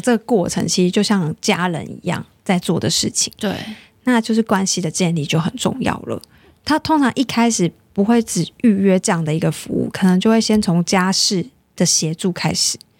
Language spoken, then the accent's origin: Chinese; Taiwan; 而且我们台湾人也很好客